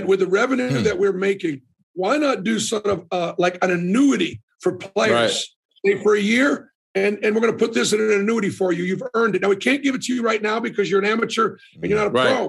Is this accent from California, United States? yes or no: no; Boston, Massachusetts, United States; Boston, Massachusetts, born and raised.